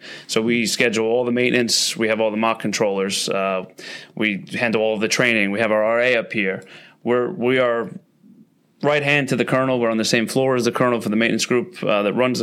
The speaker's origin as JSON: {"language": "English", "town": "New York City", "region": "New York", "country": "United States", "tie": "born or raised there", "said": "I'm from the Bronx. Where I live, you can go down to a place called Fort Schuyler in the Silver Beach area. And my father worked a lot when I was a kid"}